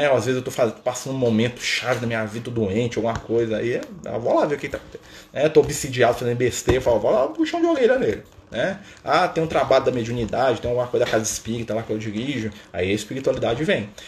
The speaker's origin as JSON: {"language": "Portuguese", "town": "Contagem", "region": "Minas Gerais", "country": "Brazil", "said": "Eu sou de Minas, sou aqui, ó, Contagem, Minas Gerais. Né? Pertinho aqui de BH, aqui, pão de queijo, tudo mais, né?"}